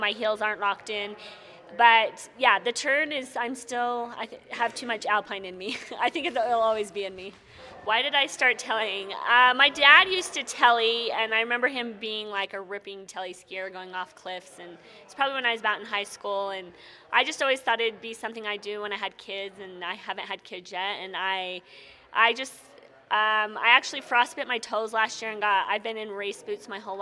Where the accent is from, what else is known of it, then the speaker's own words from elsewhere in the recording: Rexburg, Idaho, United States; also born or lived in Alta, Utah; I grew up in Rexburg, Idaho, so Targhee's my home mountain, but I ski out of Alta now